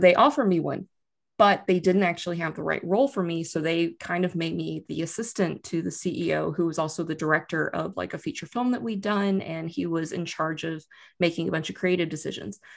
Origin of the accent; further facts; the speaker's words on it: Austin, Texas, United States; moved away as an adult; now in Wellington, New Zealand; I'm from Texas originally, I'm from, but I like to point out I'm from Austin, Texas.